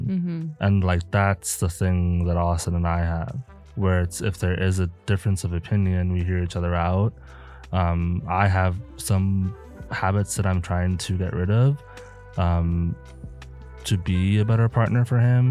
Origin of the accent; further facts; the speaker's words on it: South Africa; now in Milwaukee, United States; I am from South Africa. And whenever I'm talking to my family or friends, my accent switches.